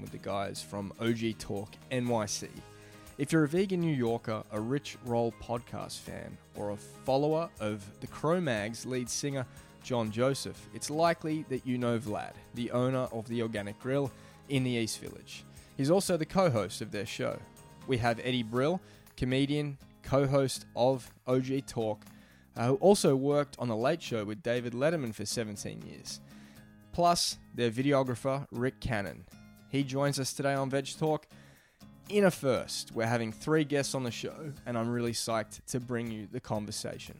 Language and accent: English; Australia; I'm from Australia